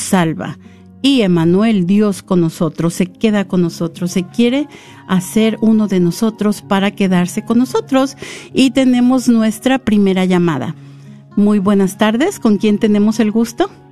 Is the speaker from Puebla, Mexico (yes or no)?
no; San Luis Potosí, Mexico; also born or lived in Ahualulco, San Luis Potosí / the capital; yo vivía en un pueblito que se llama Hualulco, en el estado de San Luis Potosí, mis primeros ocho años. Y yo recuerdo que cuando nosotros nos fuimos a vivir a la capital